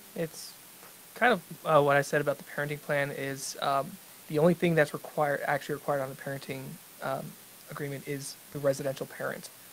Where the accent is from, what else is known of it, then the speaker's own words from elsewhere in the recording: Texas, United States; I grew up in Texas